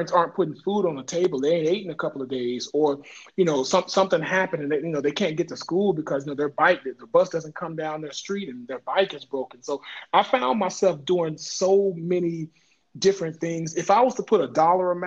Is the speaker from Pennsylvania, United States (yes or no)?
no; Dallas, Texas, United States; I grew up in Oak Cliff, Texas. I grew up in Dallas in Oak Cliff